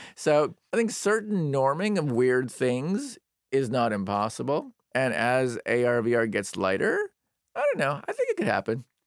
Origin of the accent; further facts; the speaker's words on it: United States; I'm an American